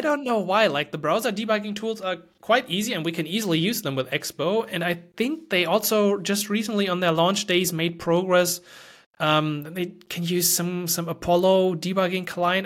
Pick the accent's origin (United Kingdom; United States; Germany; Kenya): Germany; English is a second language; I'm from Germany